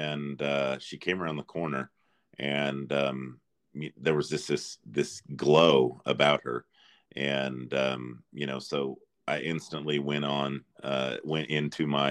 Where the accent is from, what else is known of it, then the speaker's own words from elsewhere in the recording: North Central Kansas, United States; now in Texas, United States; I'm from North Central Kansas. I live in Texas now.